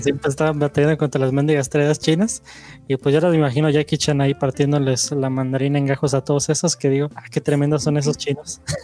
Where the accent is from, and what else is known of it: Mexico